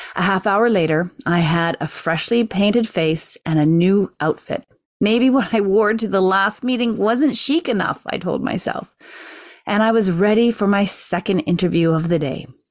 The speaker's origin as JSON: {"language": "English", "country": "Canada", "said": "being Canadian"}